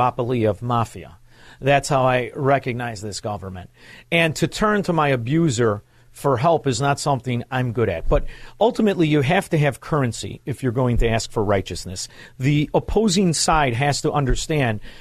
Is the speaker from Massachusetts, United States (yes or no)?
no; Chicago, Illinois, United States; moved away as an adult; now in Florida, United States; I'm from Chicago.